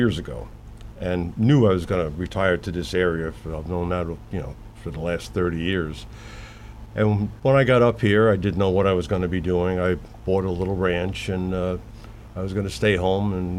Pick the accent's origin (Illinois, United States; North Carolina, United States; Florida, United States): Florida, United States; Broward County, South; moved away; I'm from South Florida, Broward County originally